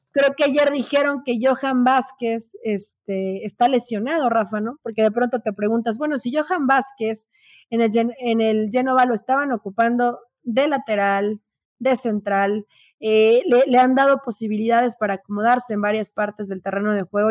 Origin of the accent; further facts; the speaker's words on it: Mexico; así somos los mexicanos